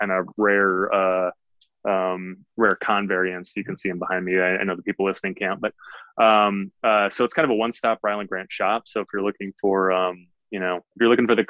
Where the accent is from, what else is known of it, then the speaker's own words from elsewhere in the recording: Detroit, Michigan, United States; I grew up in a housing project in Detroit, Michigan